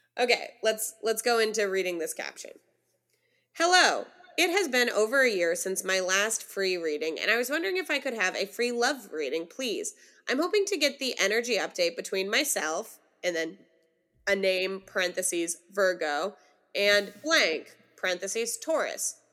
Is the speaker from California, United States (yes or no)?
yes; California, United States; as a Californian